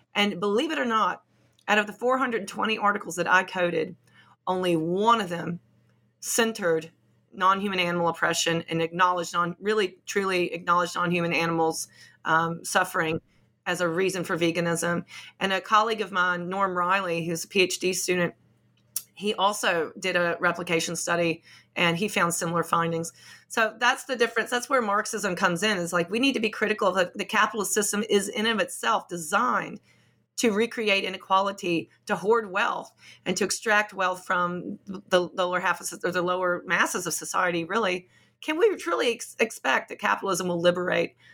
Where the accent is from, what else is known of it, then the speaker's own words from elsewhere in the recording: Appalachia, United States; moved away as an adult; now in England, United Kingdom; I'm from Appalachia